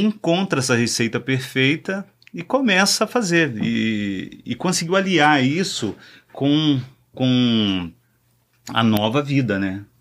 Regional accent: Espírito Santo, Brazil; estado, que é o Espírito Santo, sou capixaba

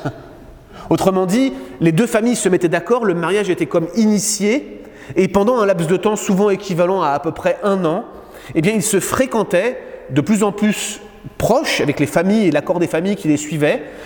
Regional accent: France; now in Quebec, Canada; en France, dans mon pays d'origine

